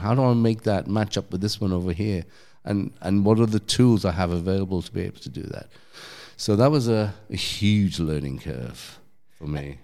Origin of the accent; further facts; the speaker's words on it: London, United Kingdom; accent: English; moved away; I'm from London